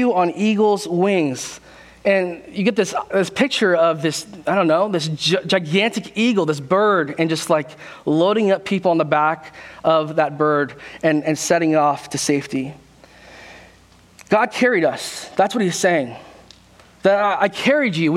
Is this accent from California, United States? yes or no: yes; California, United States; born or raised there; also born or lived in South Korea